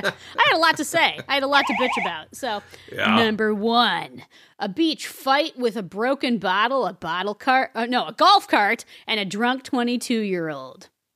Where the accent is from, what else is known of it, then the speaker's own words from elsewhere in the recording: Chicago, Illinois, United States; I'm from Chicago, and I hate the place. You know, I hate the people here.